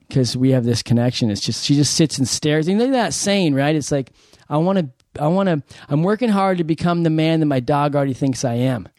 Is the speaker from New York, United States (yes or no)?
no; San Diego, California, United States; I'm from San Diego